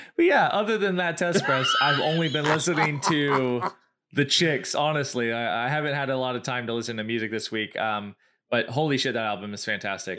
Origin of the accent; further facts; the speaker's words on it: the South, United States; we are from the South